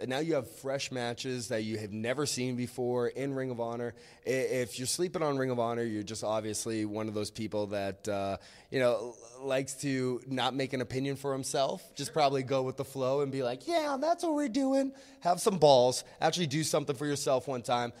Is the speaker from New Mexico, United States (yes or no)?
no; Boston, Massachusetts, United States; I grew up in New England